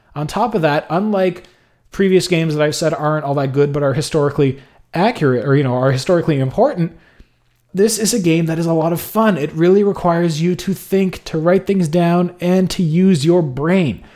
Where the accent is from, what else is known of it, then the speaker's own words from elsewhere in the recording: Montreal, Quebec, Canada; my hometown of Montreal